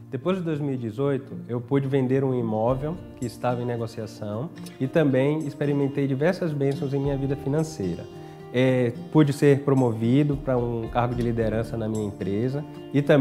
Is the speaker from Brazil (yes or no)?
yes; Salvador, Bahia, Brazil; now in São José dos Campos, Brazil; Nós viemos de Salvador para São José dos Campos em função do meu trabalho.